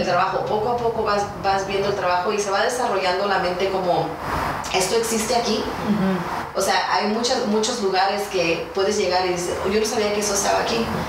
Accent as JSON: {"language": "Spanish", "country": "United States", "also_born_or_lived": "San Diego, California", "said": "como chicana, como mexicana, viviendo aquí en Estados Unidos"}